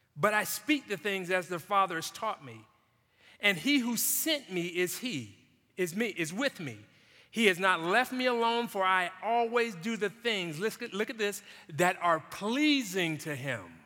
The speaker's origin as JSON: {"language": "English", "town": "Jacksonville", "region": "Florida", "country": "United States", "tie": "born or raised there", "said": "growing up in Jacksonville"}